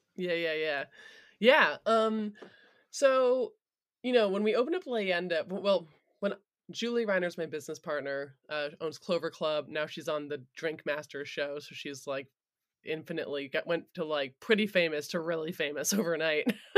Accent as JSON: {"language": "English", "region": "Vermont", "country": "United States", "tie": "born or raised there", "said": "I was born in Vermont"}